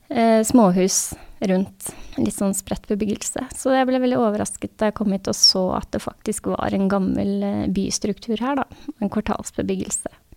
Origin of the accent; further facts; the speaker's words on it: Sandvika, Akershus, Norway; also born or lived in Oslo / Asker; Jeg er født i Oslo og vokste opp delvis i Sandvika og delvis i Asker